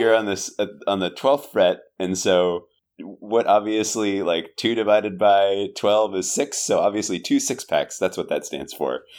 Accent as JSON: {"language": "English", "area": "South Bay", "region": "California", "country": "United States", "tie": "born or raised there", "first_language": "English", "said": "I grew up in the South Bay"}